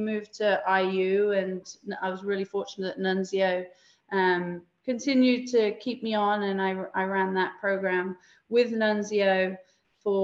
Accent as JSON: {"language": "English", "country": "United Kingdom", "tie": "born or raised there", "also_born_or_lived": "Leeds", "moved": "as an adult", "lives_now": "Pittsburgh, United States", "said": "I grew up in Great Britain"}